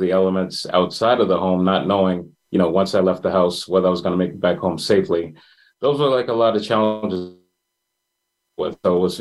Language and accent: English; Boston, Massachusetts, United States; I'm, born and raised in Boston, Massachusetts. I grew up in Mattapan